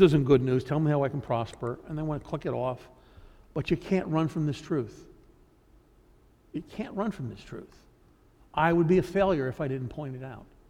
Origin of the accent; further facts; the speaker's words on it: United States; we as Americans